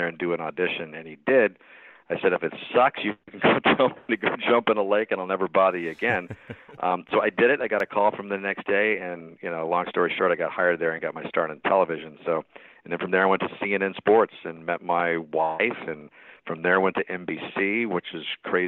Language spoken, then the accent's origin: English; Tucson, Arizona, United States; moved away; growing up in Arizona, growing up in Tucson